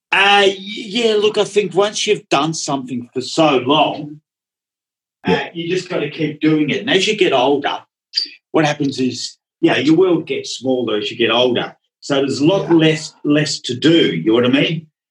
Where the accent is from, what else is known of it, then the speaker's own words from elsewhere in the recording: Melbourne, Victoria, Australia; first language Dutch; English is a second language; also born or lived in Netherlands; I grew up in Melbourne